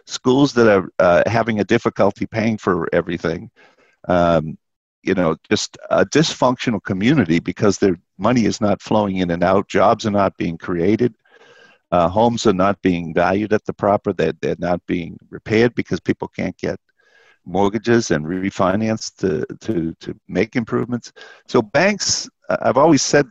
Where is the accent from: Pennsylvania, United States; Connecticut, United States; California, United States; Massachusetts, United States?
Massachusetts, United States; Boston; I grew up in Boston in public housing